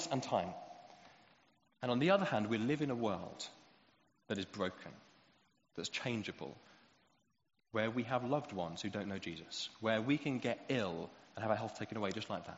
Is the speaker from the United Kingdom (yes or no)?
yes; United Kingdom; especially as British people